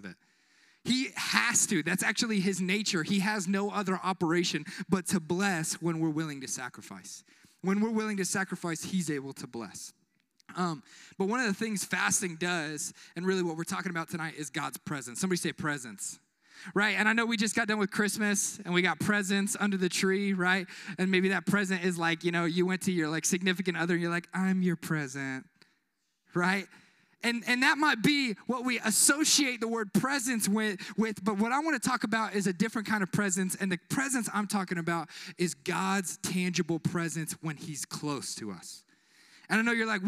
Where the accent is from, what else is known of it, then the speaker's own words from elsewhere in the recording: Kansas City, Missouri, United States; moved away; Kansas City in my hometown in Missouri